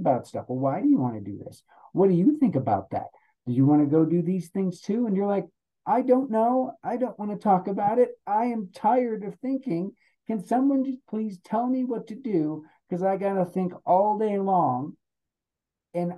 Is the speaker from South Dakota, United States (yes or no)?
yes; Rapid City, South Dakota, United States; accent: South Dakota accent; now in Colorado, United States; I'm originally from South Dakota. That's where I grew up.